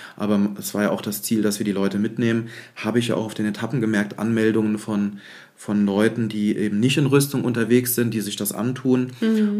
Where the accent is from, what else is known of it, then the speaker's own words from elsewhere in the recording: Neuwied, Rhineland-Palatinate, Germany; ich komme aus Neuwied